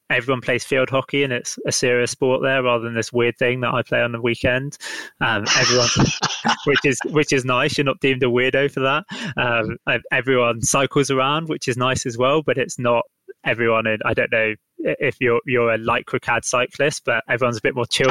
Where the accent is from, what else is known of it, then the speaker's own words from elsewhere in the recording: London, United Kingdom; I am from London. I am very much stuck in London right now